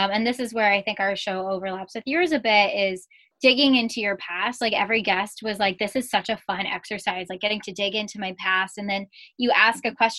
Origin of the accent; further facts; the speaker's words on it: Yorktown Heights, New York, United States; I grew up in Westchester, in Yorktown Heights, which is about like an hour and a half outside the city.